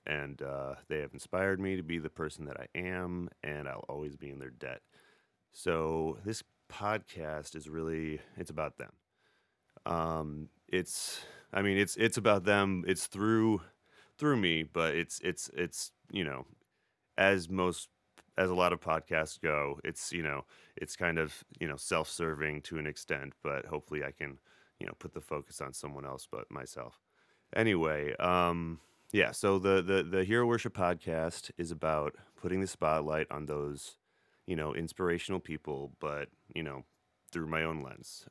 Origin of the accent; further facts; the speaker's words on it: Beloit, Wisconsin, United States; I grew up in Beloit, Wisconsin